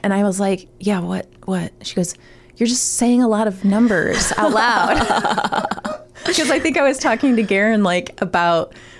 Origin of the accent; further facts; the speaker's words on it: Wadsworth, Ohio, United States; my hometown of Wadsworth, Ohio.